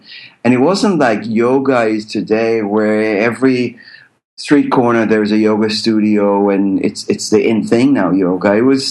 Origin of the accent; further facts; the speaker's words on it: United States; born there; So having a dual citizenship, because remember, I was born in the States